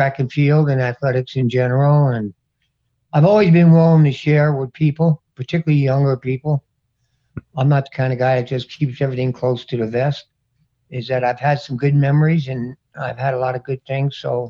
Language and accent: English; Jersey City, New Jersey, United States; I grew up in Jersey City, New Jersey.